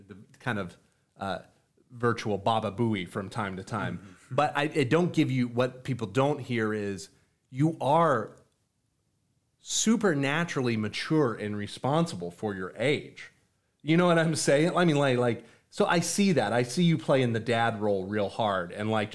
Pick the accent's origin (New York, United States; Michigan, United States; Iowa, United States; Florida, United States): Florida, United States; also born or lived in Texas; as a Floridian and even as a Texan